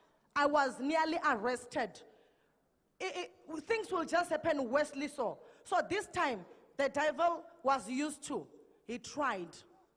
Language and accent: English; Mpumalanga, South Africa; now in Pretoria, South Africa; We are from Mpumalanga, and then we will come to the service here at ECG, driving from Pretoria.